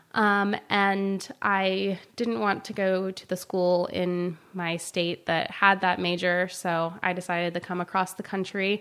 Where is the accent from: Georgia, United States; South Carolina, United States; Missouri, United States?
South Carolina, United States; now in San Luis Obispo, United States; I grew up in South Carolina